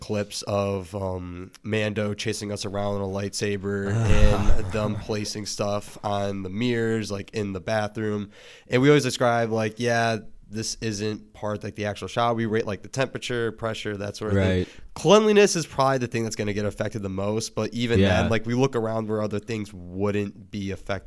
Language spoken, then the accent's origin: English; Brunswick, Ohio, United States; I'm right outside of Cleveland, like a small town, Brunswick. That's where I'm from